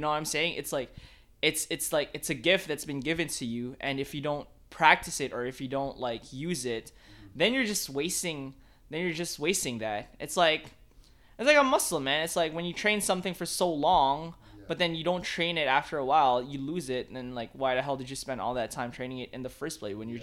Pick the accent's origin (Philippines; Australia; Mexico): Philippines; moved away; I grew up in the Philippines